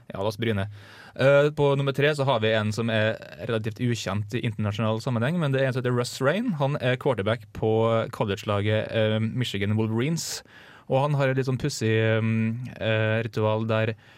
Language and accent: Norwegian; Kleive, Møre og Romsdal, Norway; moved away; det er jo, det er jo hjembygda mi